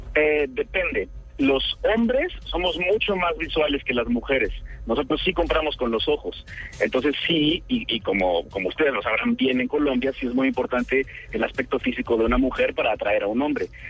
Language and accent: Spanish; Mexico; accent: Mexican (like El Chavo del Ocho, Vicente Fernández); la gente de otros países ve la tele mexicana y todos me dicen que yo hablo como el Chavo del Ocho o como Vicente Fernández